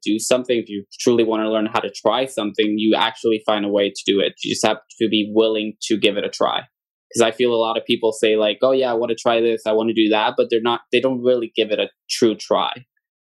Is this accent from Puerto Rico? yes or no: yes; Aguadilla, Puerto Rico; also born or lived in Mayagüez, Puerto Rico; I am born and raised in Puerto Rico. I am from the west side of the island, a town called Aguadilla